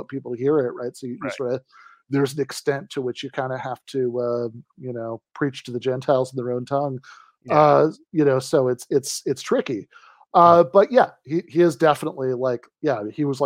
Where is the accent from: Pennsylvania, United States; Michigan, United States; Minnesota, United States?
Michigan, United States; my home state of Michigan